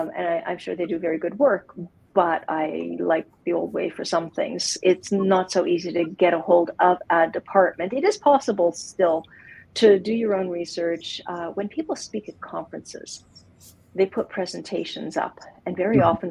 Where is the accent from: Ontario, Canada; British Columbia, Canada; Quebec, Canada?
Quebec, Canada; Montreal; now in Calgary, Canada; I grew up in Montreal